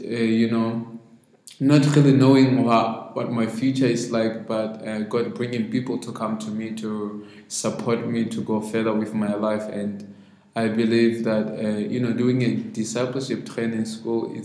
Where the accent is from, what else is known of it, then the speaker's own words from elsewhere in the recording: Maseru, Maseru District, Lesotho; I grew up in Mafeteng district for some time before I could move to the city, Maseru. But I stayed most of my time in Maseru